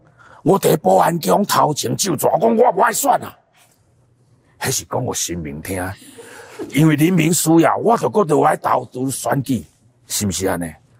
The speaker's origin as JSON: {"language": "Chinese", "region": "Nantou County", "country": "Taiwan", "tie": "born or raised there", "also_born_or_lived": "Hsinchu", "said": "那我是新竹出生的，呃，有一年我爸爸就调到中部的国中去当校长，啊、在南投，那我就全家就搬到南投。那南投那时候我刚好是小学一年级，要读小学一年级。"}